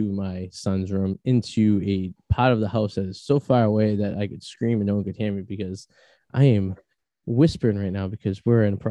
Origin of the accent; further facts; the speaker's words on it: Revere, Massachusetts, United States; first language English; my hometown, Revere Beach